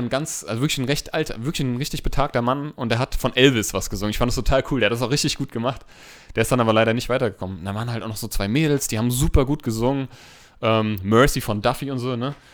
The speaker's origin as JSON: {"language": "German", "town": "Hanau", "region": "Hesse", "country": "Germany", "said": "ich bin 31 Jahre alt, ich bin Erzieher, ich komme aus Hanau"}